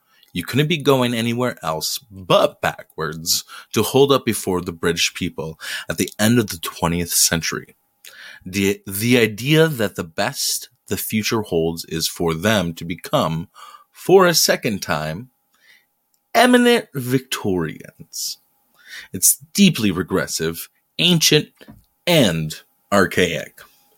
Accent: Detroit, Michigan, United States; I'm from Detroit

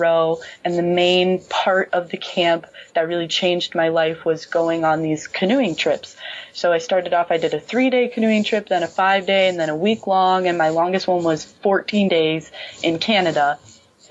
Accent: Wisconsin, United States; moved away as an adult; now in Minnesota, United States; I'm originally from Wisconsin

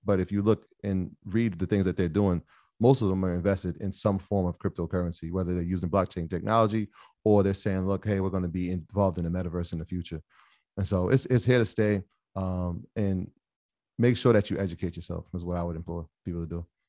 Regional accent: Jamaica; I'm, I'm Jamaican

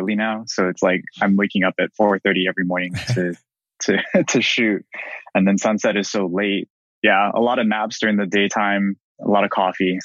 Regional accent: Kaneohe, Hawaii, United States; I was born and raised here in Kaneohe

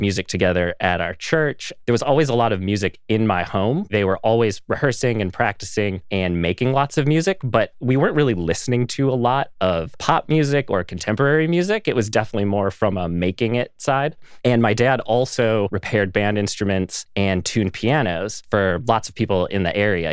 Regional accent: Pine City, Minnesota, United States; I am from a very small town in the middle of nowhere, Minnesota. It's a town called Pine City.

